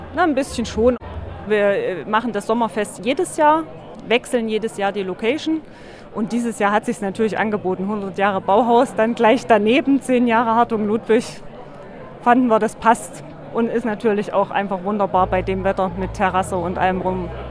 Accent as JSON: {"language": "German", "town": "Weimar", "region": "Thuringia", "country": "Germany", "tie": "born or raised there", "said": "das ist meine Heimat"}